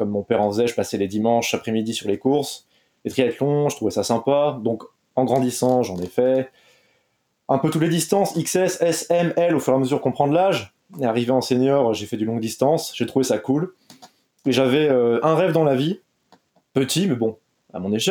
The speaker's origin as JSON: {"language": "French", "region": "Brittany", "country": "France", "said": "je suis triathlète, j'ai 27 ans l'âge des rockstars. Non, c'est l'âge des rockstars au il donc on va pas parler. Je suis breton, connu pour être euh, breton dans le monde du triathlon."}